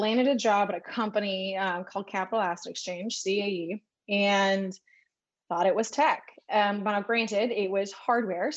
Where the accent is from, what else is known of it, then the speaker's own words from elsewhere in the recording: San Luis Obispo, California, United States; So I grew up in San Luis Obispo, California, which is actually where I am now